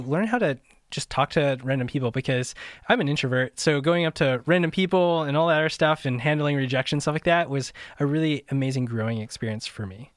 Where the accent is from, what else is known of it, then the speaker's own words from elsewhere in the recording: Midwest, United States; moved away as an adult; also born or lived in Southern California; I grew up in the Midwest, and I moved out to Southern California